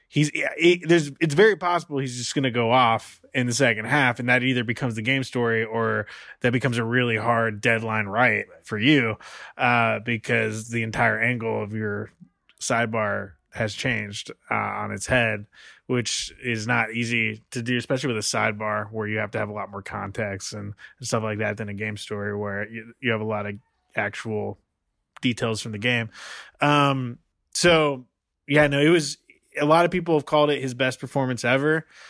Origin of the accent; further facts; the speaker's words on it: Portland, Oregon, United States; moved away; also born or lived in East Oakland; I grew up in Portland